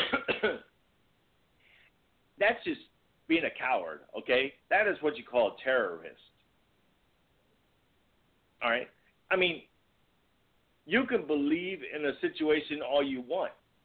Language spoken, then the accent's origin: English; Virginia, United States; now in Missouri, United States; growing up in Virginia